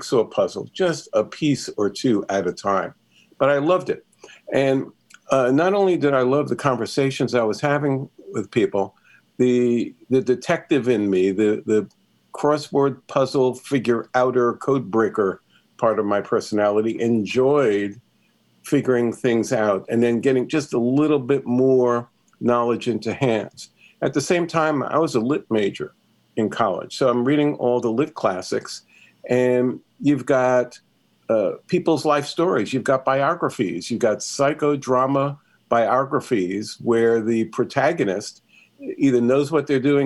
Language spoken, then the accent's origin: English; New York City, New York, United States; I grew up in New York City